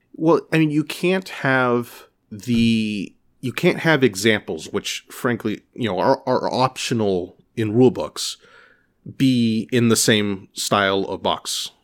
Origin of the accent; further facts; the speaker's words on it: California, United States; now in Boston, United States; I'm from California